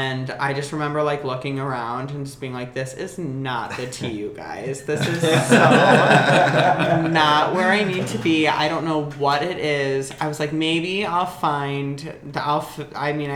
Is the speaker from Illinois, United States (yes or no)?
yes; Aurora, Illinois, United States; moved away as an adult; now in Los Angeles, United States; I'm from Chicago. Well, Aurora originally, if we want to get technical. I'm from the suburbs.